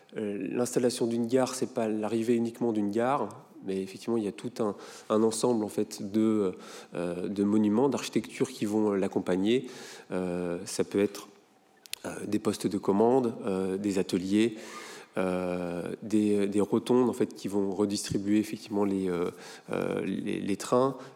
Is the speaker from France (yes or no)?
yes; Rosporden, Brittany, France; j'ai grandi à Rospordin